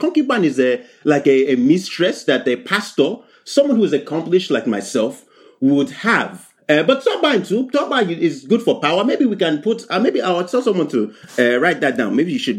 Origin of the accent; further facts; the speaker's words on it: Nigeria; I'm here from Wakanda. Yes, I'm here fresh. Nigeria is what we call it these days.